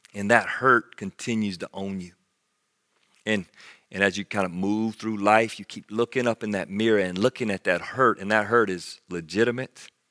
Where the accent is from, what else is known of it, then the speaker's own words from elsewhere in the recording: United States; as an American Christian